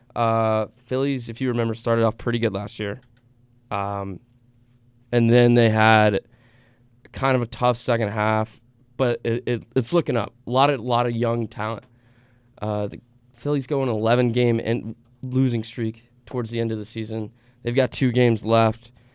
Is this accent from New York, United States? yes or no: no; the Lowcountry, South Carolina, United States; I grew up in the Low Country and that's kind of far from Charlotte